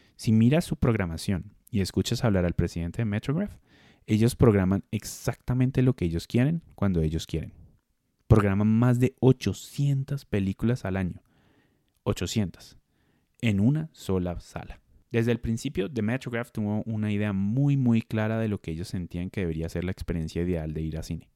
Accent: Colombia; en Colombia dentro de nuestra forma de hablar le decimos a las salas independientes salas alternativas

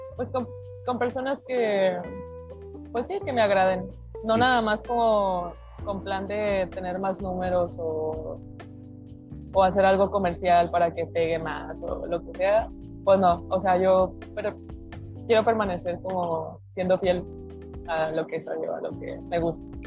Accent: Monterrey, Nuevo León, Mexico; also born or lived in Mexico City; now in Guadalajara, Mexico; soy de Monterrey

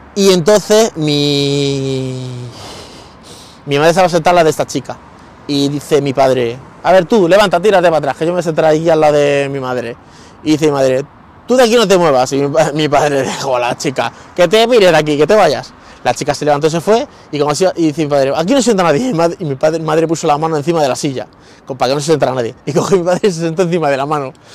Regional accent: Guadalupe, Extremadura, Spain; also born or lived in Madrid; now in Talavera de la Reina, Spain; Talavera está entre medias de Madrid y de Guadalupe, que es mi pueblo

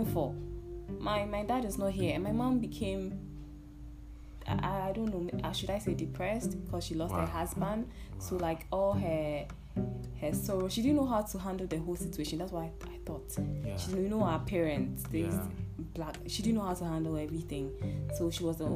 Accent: Ghana; I'm from Ghana

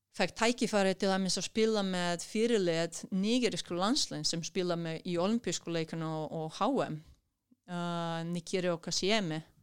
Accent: Kruševac, Rasina District, Serbia; Icelandic is a second language; moved away as an adult; also born or lived in Akureyri, Iceland; now in Iceland; ég er frá Krusjevat sem er einhver 200 uh, kilometrar vestur, súður vestur frá, frá Belgrad

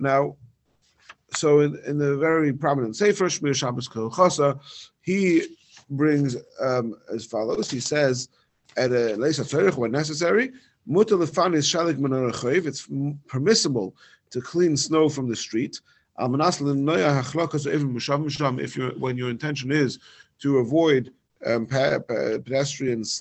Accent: London, United Kingdom; moved away; in my hometown in London

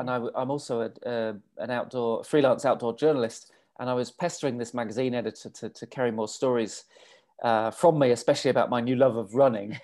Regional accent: England, United Kingdom; also born or lived in London / Australia; I'm English.

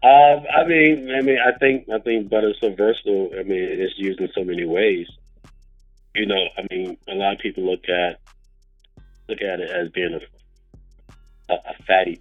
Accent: Louisiana, United States; now in California, United States; I'm from the South, born and raised, you know, from Louisiana

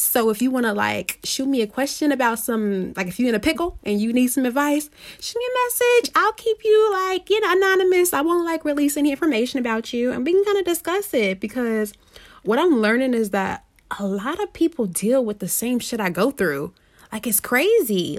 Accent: Indianapolis, Indiana, United States; I am from Indianapolis

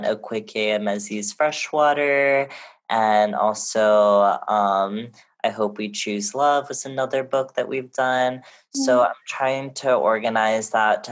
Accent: Honolulu, Hawaii, United States; moved away; also born or lived in Lenape Hoking (New York area) / California; my hometown of Honolulu, Hawaii

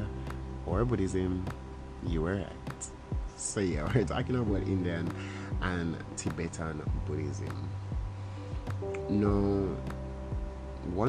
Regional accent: Jamaica; I'm Jamaican

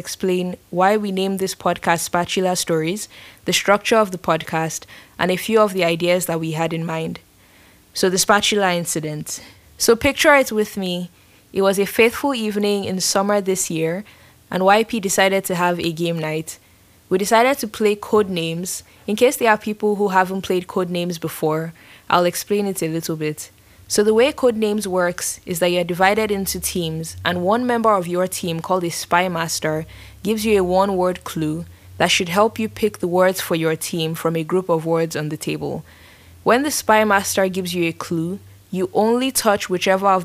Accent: Nigeria; now in San Francisco, United States; I am from Nigeria

